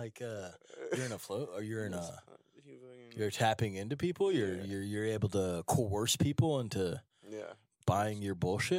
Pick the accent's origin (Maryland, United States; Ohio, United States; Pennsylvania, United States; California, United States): Pennsylvania, United States; Glenside; I am from Glenside area, Glenside, Jenkintown area.